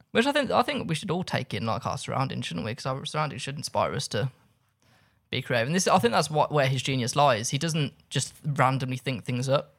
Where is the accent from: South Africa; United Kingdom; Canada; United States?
United Kingdom; Birmingham, West Midlands; I grew up in Birmingham.